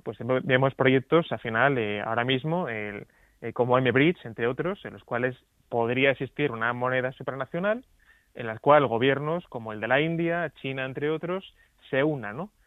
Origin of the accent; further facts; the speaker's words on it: Asturias, Spain; en varias regiones de mi tierra, en Asturias